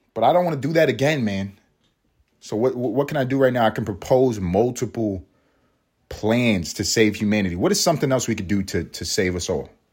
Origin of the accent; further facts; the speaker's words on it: United States; I am American. I am American